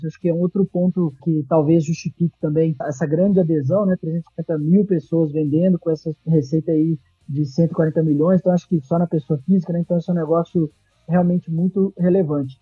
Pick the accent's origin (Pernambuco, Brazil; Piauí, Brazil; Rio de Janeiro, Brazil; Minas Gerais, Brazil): Minas Gerais, Brazil; now in São Paulo, Brazil; Eu sou mineiro